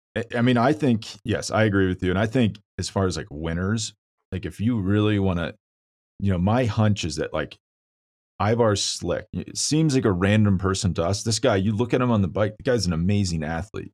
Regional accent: Kansas, United States; now in Colorado, United States; I'm from Kansas. I live in Colorado now

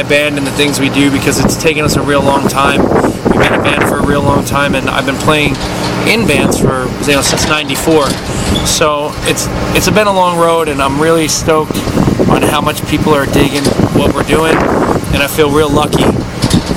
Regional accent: New Jersey, United States; I grew up here. This is my hometown. You know, this is not hometown, but this is my home state

